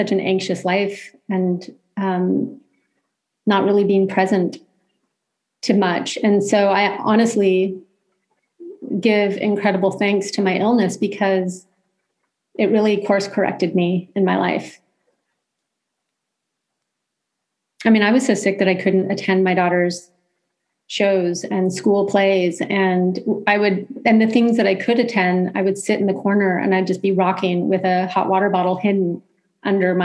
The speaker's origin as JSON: {"language": "English", "region": "California", "country": "United States", "said": "being a Californian"}